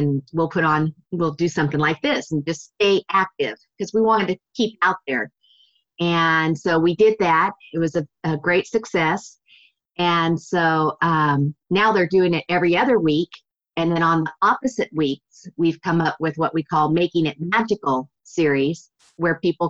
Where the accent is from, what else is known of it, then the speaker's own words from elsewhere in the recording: Redlands, California, United States; my hometown, Redlands